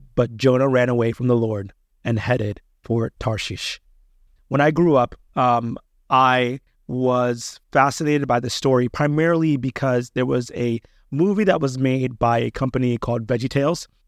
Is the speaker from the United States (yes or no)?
no; Kenya; moved away; my passion for Japan was greater than God's will for me to go back home to Kenya